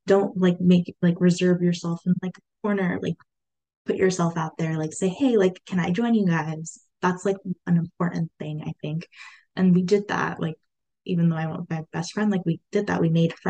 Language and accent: English; Turlock, California, United States; I've been in Turlock like all my life